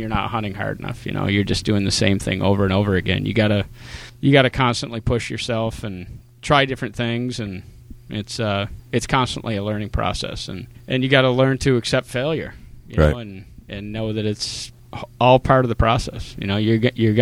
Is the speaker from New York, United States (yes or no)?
no; Windham County, southern Vermont, United States; I born and raised in southern Vermont, right near Mount Snow, Stratton ski area.